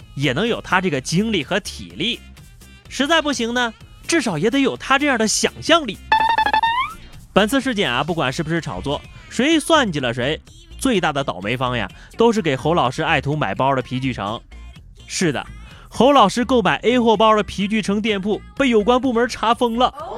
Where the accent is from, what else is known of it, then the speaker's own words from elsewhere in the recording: northern China, China; now in Yunnan, China; 特别怀念在北方冬天打雪仗的日子